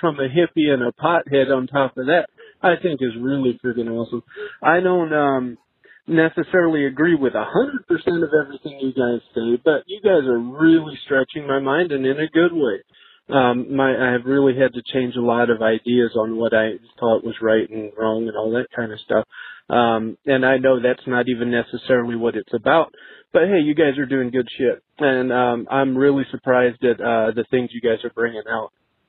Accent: Ohio, United States; I'm from Ohio.

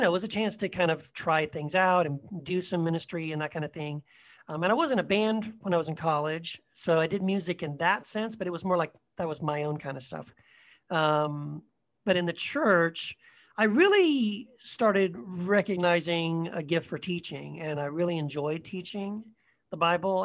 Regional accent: Eagle Pass, Texas, United States; also born or lived in Tennessee; when I was around second grade, we moved to uh, Eagle Pass, Texas, very small border town

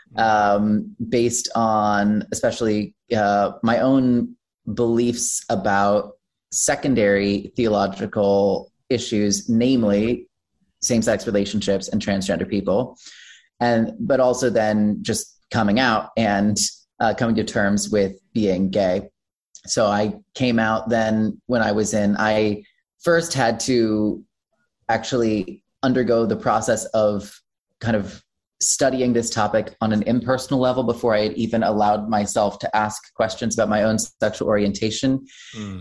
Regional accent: Wichita, Kansas, United States; I was born and raised in Wichita, Kansas

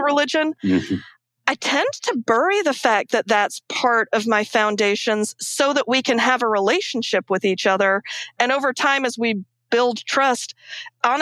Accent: Akron, Ohio, United States; I grew up in Akron, Ohio was where my family immigrated to when we moved to this country.

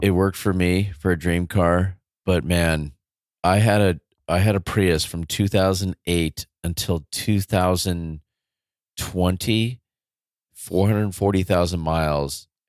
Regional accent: United States; also born or lived in California; I'm just an American. I'm just a public school teacher in California.

